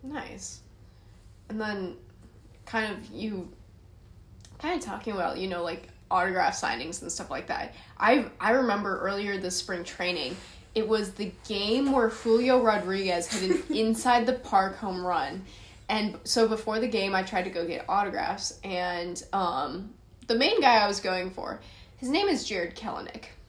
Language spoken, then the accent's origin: English; San Francisco, California, United States; I'm from San Francisco.